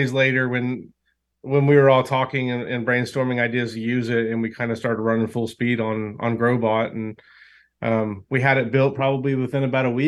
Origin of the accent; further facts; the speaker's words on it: Oklahoma, United States; We're from Oklahoma